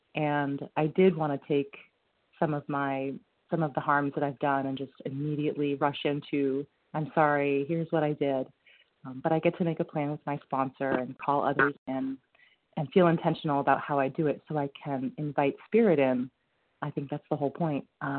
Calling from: Vermont, United States; I'm calling from Vermont.

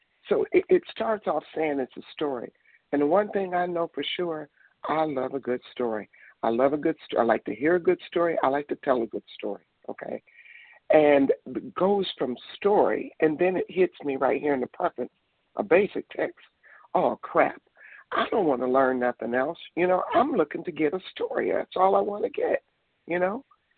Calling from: Detroit, Michigan, United States; I'm calling from Michigan, Detroit.

